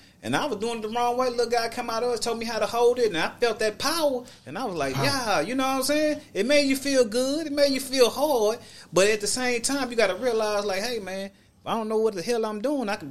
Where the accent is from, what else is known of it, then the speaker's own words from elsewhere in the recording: Texas, United States; I'm from Texas.